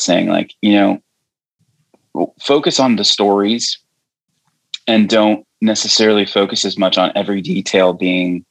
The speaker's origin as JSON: {"language": "English", "region": "Michigan", "country": "United States", "also_born_or_lived": "Nashville", "said": "I'm a Michigan guy at heart."}